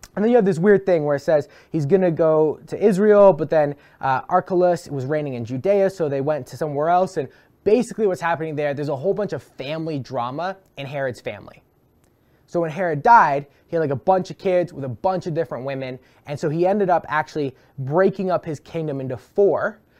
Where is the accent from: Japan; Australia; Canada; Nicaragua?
Canada; Brantford, Ontario; my hometown of Brantford